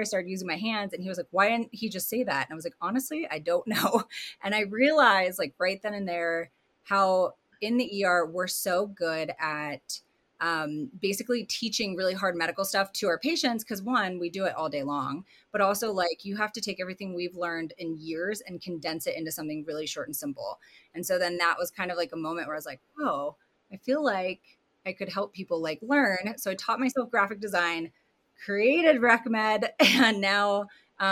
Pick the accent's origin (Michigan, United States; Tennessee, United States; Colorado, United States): Colorado, United States; born or raised there; also born or lived in Hershey, Pennsylvania / California